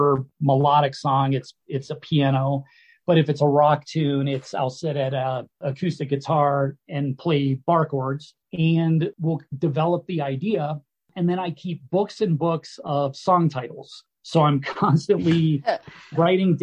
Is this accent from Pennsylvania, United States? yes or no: yes; Pittsburgh, Pennsylvania, United States; now in Colorado, United States; back in Pittsburgh, my hometown.